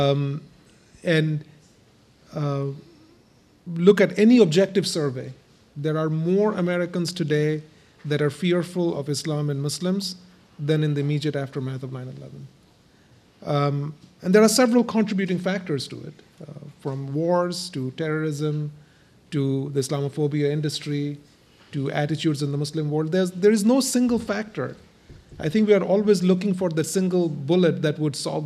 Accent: India; now in United States; I come from India, and I've lived as a religious minority all my life, in India and now in the US.

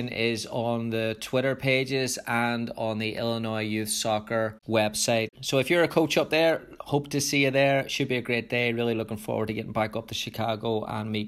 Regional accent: Ireland; I was growing up in Ireland in the 90s

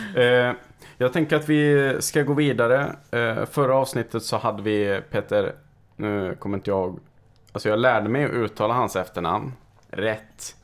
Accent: Karlstad, Värmland, Sweden; now in Stockholm, Sweden; bägge våras hemkommun.

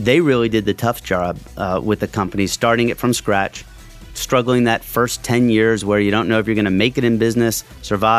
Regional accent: Lehigh Valley, Pennsylvania, United States; I'm a local boy, born and raised in the Valley, love the Valley

